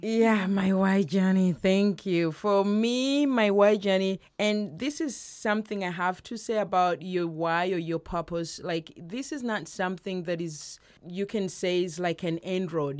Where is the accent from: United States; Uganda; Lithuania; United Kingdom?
Uganda; moved away; Uganda, my home country